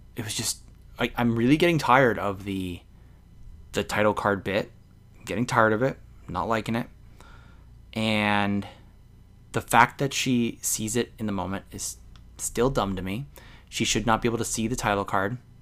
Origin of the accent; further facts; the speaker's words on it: Canada; I'm a Canadian